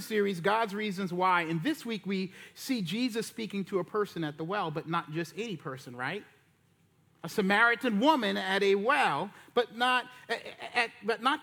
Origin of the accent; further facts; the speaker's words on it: Charleston, South Carolina, United States; moved away; I'm preaching down in Charleston, my hometown